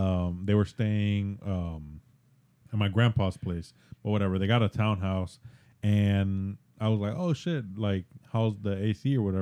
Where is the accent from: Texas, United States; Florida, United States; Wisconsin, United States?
Florida, United States; Miami; also born or lived in Tampa, Florida; now in Orlando, United States; I'm from Miami.